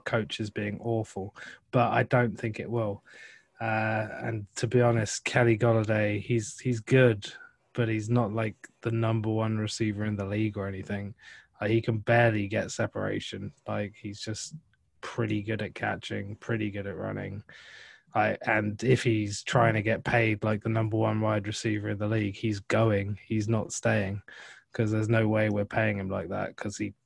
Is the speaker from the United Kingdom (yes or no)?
yes; England, United Kingdom; I'm from England.